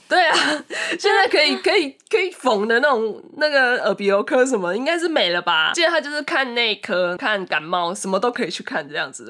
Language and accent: Chinese; Taiwan; first language Japanese; Chinese is a second language; also born or lived in Japan; 其实我蛮小就来台湾了啦，就是差不多已经五六，五六岁的时候就被我嗯。妈带过来台湾了